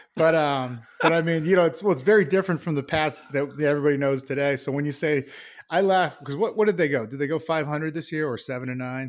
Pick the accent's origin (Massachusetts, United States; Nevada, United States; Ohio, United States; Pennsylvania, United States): Massachusetts, United States; Plainville; I love growing up there. Uh, small town, Plainville, Massachusetts